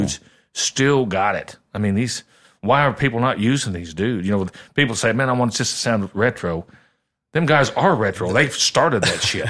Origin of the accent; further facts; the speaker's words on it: Southern Illinois, United States; moved away as an adult; now in Nashville, United States; I had a pretty good little regional following where I grew up in Southern Illinois